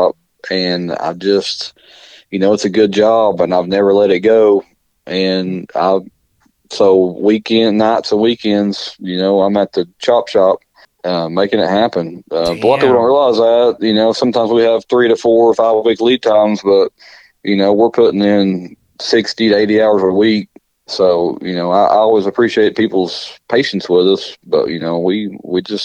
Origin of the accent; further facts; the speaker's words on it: Rockford, Tennessee, United States; I grew up in a little town called Rockford, Tennessee. It's a little community right outside of Maryville.